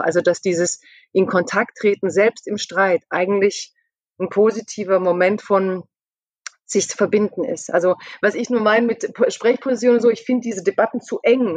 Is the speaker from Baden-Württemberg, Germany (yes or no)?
yes; Stuttgart area, Baden-Württemberg, Germany; also born or lived in near Mannheim; ich komme aus dem Stuttgarter Raum, ich bin in der Nähe von Mannheim